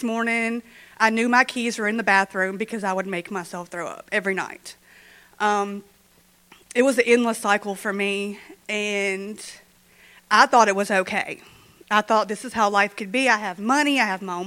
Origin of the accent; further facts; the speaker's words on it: Shreveport, Louisiana, United States; now in Minden, United States; I'm originally from Shreveport